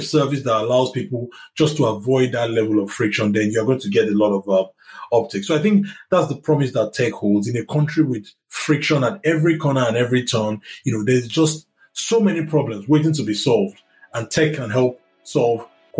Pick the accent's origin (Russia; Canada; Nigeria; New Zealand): Nigeria; I used to go to the bank with my mom growing up in Nigeria.